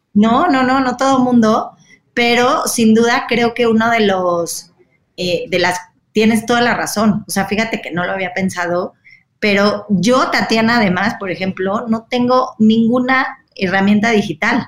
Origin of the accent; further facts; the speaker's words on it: Mexico; yo nací aquí, pero vengo de, de dos familias que, que no son mexicanas, ¿no? Entonces yo me siento absolutamente mexicana